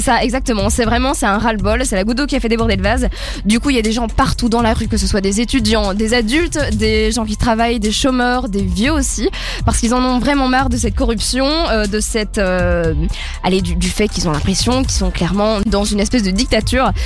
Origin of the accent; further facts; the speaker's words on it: Belgium; en tant que Belge